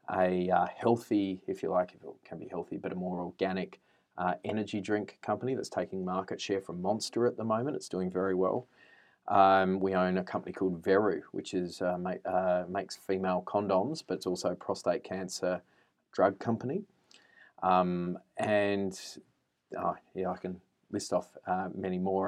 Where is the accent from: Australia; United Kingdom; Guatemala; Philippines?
Australia; Adelaide, South Australia; moved away; also born or lived in Canberra; I am a boy from Adelaide, uh, grew up in the suburbs of Adelaide.